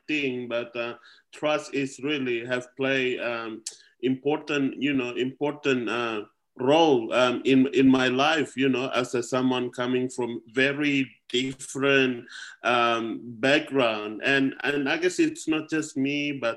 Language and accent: English; Wamena, Highland Papua, Indonesia; now in Australia; in my hometown in Wamena, where I was born and grew up